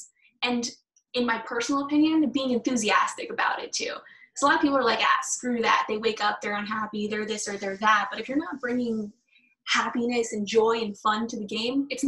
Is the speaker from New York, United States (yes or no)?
yes; New York, United States; I'm from New York.